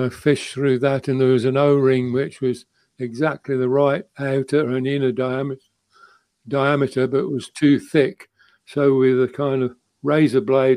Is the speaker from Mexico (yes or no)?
no; United Kingdom; being British